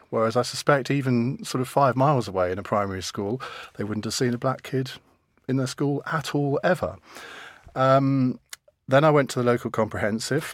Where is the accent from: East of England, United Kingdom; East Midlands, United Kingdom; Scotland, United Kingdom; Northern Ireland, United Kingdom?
East of England, United Kingdom; Saffron Walden; also born or lived in Cambridge; I was born in Cambridge and brought up in Suffren Walden